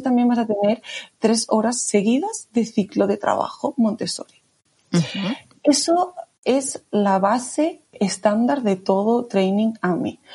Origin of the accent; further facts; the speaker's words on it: Barcelona, Catalonia, Spain; soy de Barcelona.